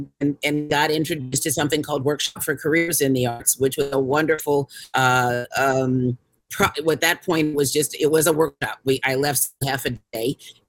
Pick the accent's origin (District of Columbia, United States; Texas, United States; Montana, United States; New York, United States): District of Columbia, United States; Washington; I'm from Washington, D.C. originally, and was trained as a fine artist. My dad's a graphic artist. My mom's a writer.